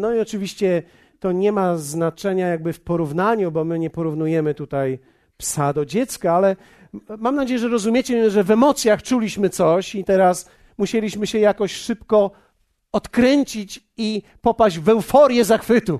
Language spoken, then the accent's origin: Polish; Poland; my jesteśmy z Polski